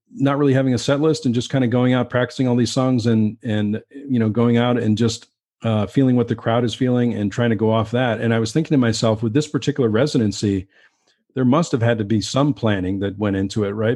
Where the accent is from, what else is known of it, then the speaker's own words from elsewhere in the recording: Western Massachusetts, United States; also born or lived in Keene, New Hampshire; I, I grew up in Western Massachusetts, and I, I went to school in Keene, New Hampshire